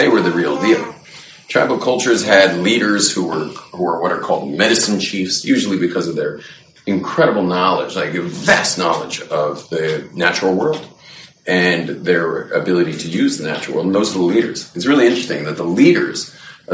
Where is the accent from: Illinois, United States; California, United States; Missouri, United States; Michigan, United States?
California, United States; Los Angeles; Growing up in West L.A.